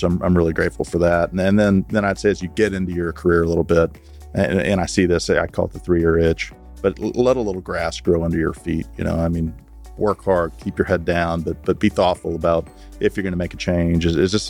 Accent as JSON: {"language": "English", "town": "Houston", "region": "Texas", "country": "United States", "tie": "born or raised there", "also_born_or_lived": "Lubbock / Dallas", "said": "I grew up in Houston and got out of high school in 1992"}